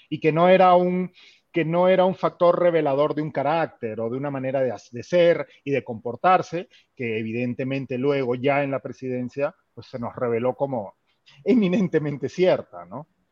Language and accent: Spanish; Peru; moved away; mi trabajo como peruano en el extranjero